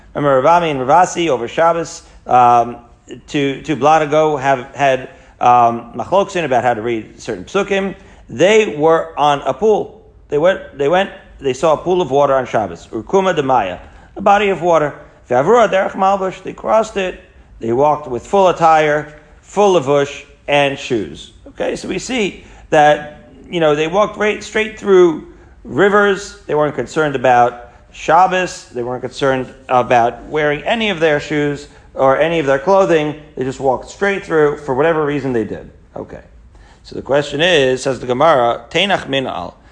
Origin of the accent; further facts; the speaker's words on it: Haifa, Haifa District, Israel; moved away; when I was growing up in Israel in Haifa